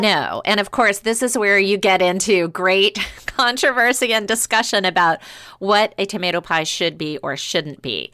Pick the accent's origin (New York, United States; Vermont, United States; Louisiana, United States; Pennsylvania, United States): Louisiana, United States; New Orleans; moved away; I grew up in New Orleans